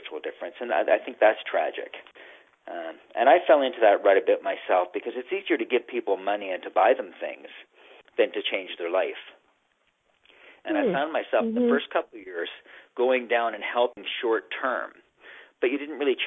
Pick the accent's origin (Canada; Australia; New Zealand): Canada; also born or lived in Nicaragua; as a Canadian